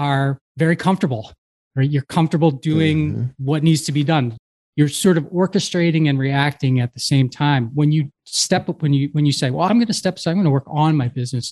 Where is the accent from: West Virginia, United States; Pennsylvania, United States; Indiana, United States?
Pennsylvania, United States; Havertown; I grew up in Havertown, Pennsylvania, which is a small suburb of Philadelphia